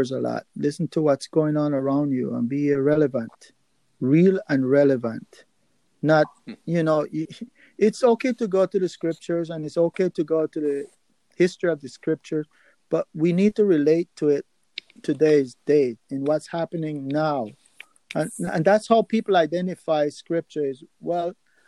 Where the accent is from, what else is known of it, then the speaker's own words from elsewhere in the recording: Nicaragua; moved away; also born or lived in New York City, United States; I grew up in Nicaragua